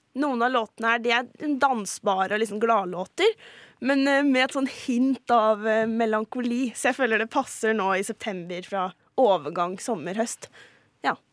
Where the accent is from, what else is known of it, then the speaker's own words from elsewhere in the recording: Halden, Østfold, Norway; moved away; har jeg måttet dra til min hjemby Halden